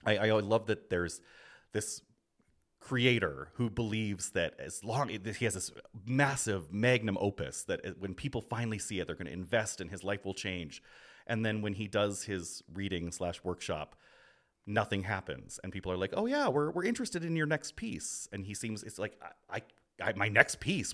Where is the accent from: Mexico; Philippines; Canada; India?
Canada; Grande Prairie, Alberta; now in Brooklyn, United States; I grew up in Grand Prairie